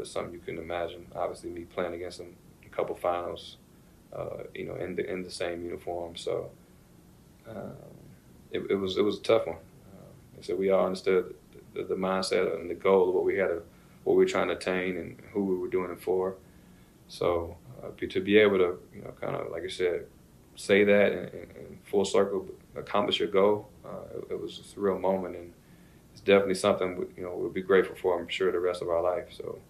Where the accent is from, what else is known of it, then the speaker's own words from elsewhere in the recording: Louisville, Kentucky, United States; like I said, I'm from Kentucky, so I didn't watch basketball growing up. I didn't watch football. Like, I was outside playing. So we didn't have a professional team in Louisville